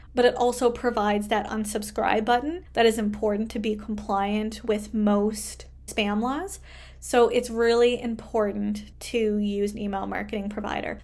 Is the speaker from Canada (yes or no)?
yes; Canada; I am a Canadian social worker